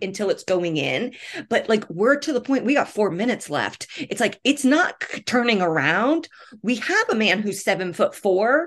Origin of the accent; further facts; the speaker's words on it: Indianapolis, Indiana, United States; I'm born and raised in Indianapolis